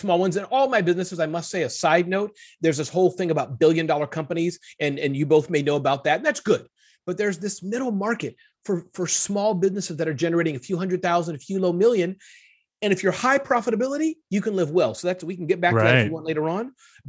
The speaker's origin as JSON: {"language": "English", "region": "Midwest", "country": "United States", "tie": "born there", "said": "But the summary of it is I was born in the Midwest, 2 great parents."}